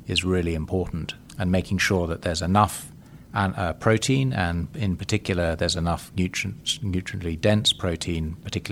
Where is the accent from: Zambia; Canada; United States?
Zambia; based in Zambia in my home country